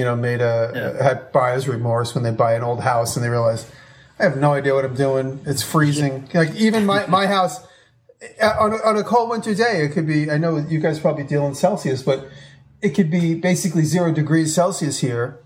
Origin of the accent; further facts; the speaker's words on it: New York, United States; moved away as an adult; me being a New Yorker